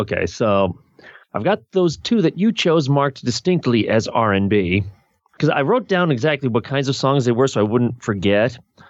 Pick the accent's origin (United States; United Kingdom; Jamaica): United States; After all, I'm an American.